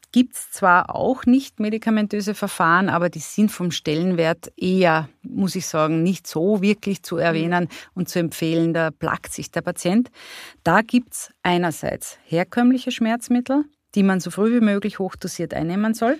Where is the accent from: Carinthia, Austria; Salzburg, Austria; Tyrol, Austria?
Carinthia, Austria; Ich komme aus Kärnten